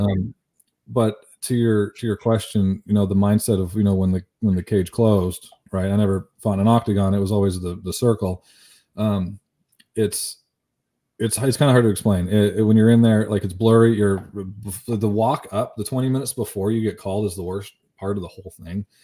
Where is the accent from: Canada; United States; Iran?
Canada; I'm from Canada